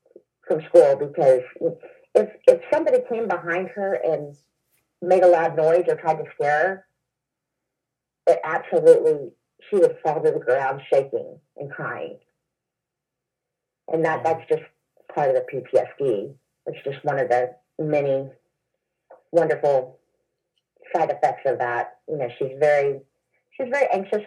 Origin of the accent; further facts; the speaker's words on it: the Bible Belt, United States; moved away as an adult; also born or lived in Oklahoma; now in Illinois, United States; I was from the Bible Belt